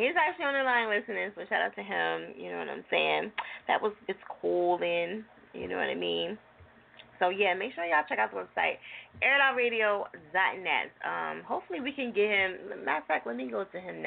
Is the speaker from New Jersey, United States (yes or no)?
yes; New Jersey, United States; now in Philadelphia, United States; I'm from Jersey